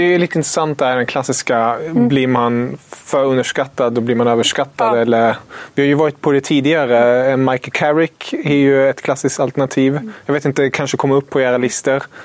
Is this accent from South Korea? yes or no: no; Germany; moved away; som tysk